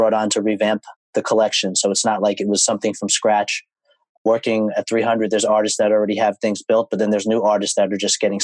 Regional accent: New York City, New York, United States; Both of my parents were born in Brooklyn, so I was born in Brooklyn as well

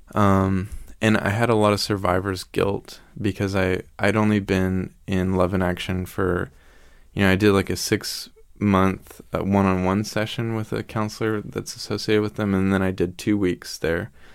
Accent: the Bible Belt, United States; we're from the Bible Belt, which is You know, there's a church on every corner

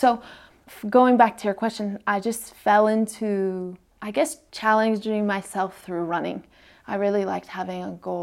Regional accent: San Francisco, California, United States; moved away as an adult; now in Annecy, France; California, San Francisco is where I'm from, and we call it the Bay Area

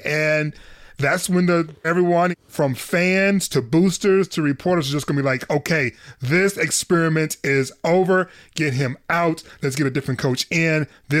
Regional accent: Detroit, Michigan, United States; from Detroit. I'm a Detroit Lions fan.

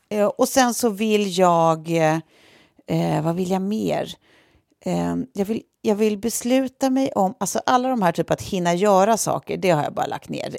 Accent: Sweden; som svenskar

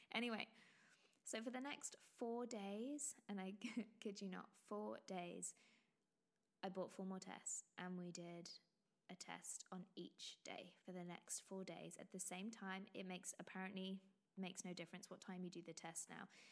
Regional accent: England, United Kingdom; accent: very English; You can probably tell my, by my very English accent

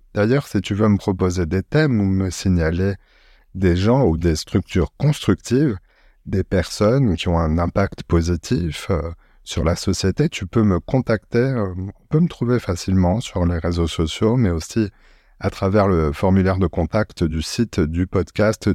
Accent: Marseille, Provence-Alpes-Côte d'Azur, France; also born or lived in Paris; je suis un Marseillais. Euh, je partage mon temps entre Paris euh, et, la cité phocéenne euh, où je suis né.

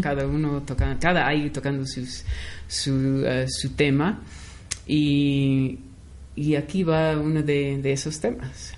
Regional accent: Los Angeles, California, United States; yo nací en Los Ángeles, California, Estados Unidos

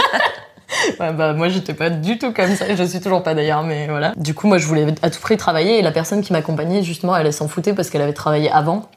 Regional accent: France; moved away as an adult; also born or lived in New Zealand; quand on est français

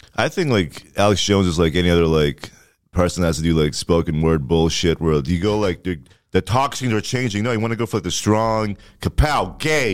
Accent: Ottawa, Ontario, Canada; moved away; Orleans, where I'm from

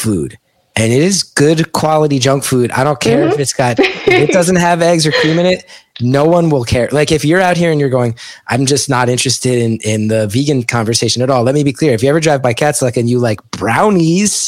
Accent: West Orange, New Jersey, United States; I grew up in West Orange

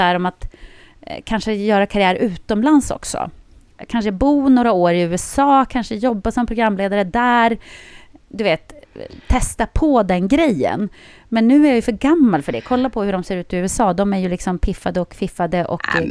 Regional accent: Jokkmokk, Norrbotten County, Sweden; moved away; jag är ju uppväxt i Jokkmokk.

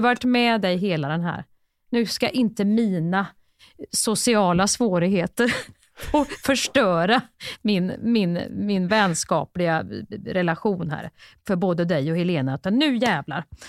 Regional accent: Värmland, Sweden; jag är från Värmland

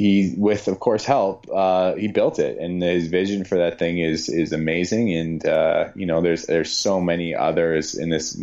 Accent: Canada; I'm Canadian

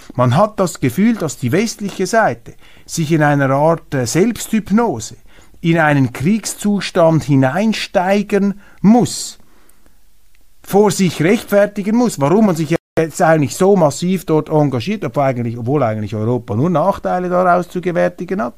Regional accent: Switzerland; als Schweizer Patriot

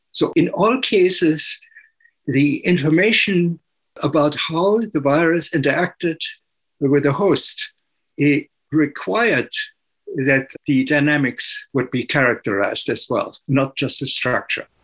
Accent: Germany; the iron industry was very strong still when I was uh, growing up. And it was the very reason why, why my hometown w- was bombed

